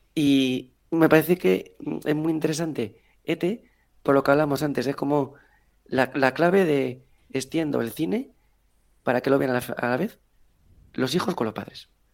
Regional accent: Spain; los malos somos los españoles

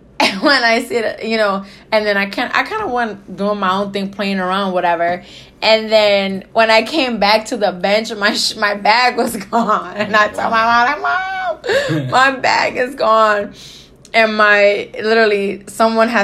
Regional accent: New York City, New York, United States; moved away; I'm originally from New York

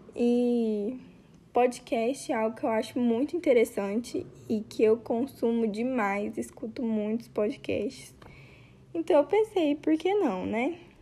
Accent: Goiás, Brazil; Eu sou goiana

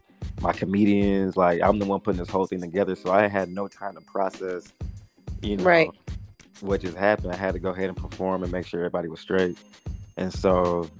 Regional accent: Lansing, Michigan, United States; moved away as an adult; also born or lived in Ypsilanti, Michigan; now in Atlanta, United States; I ended up moving back home to my hometown, our hometown, Lansing, Michigan

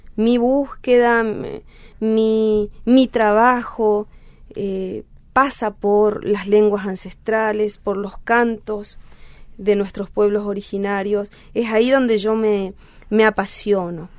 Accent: Clorinda, Formosa, Argentina; Yo nací en Clorinda Formosa

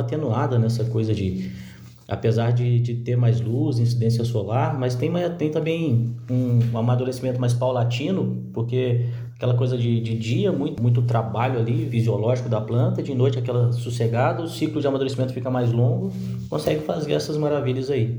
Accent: Minas Gerais, Brazil; eu, como mineiro que sou

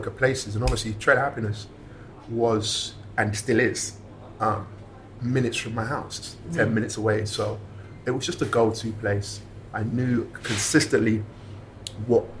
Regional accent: London, United Kingdom; I'm from West London

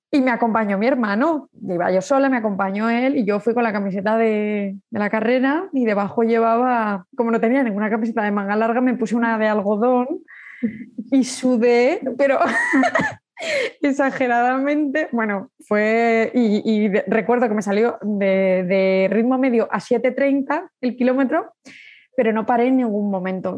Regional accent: Zaragoza, Aragon, Spain; soy de Zaragoza, tengo 37 años

